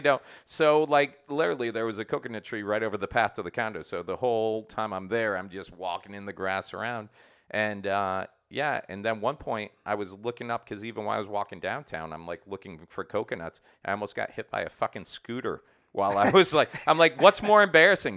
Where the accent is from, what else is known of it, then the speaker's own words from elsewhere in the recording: Port St. Lucie, Florida, United States; moved away; my hometown of Port Saint Lucie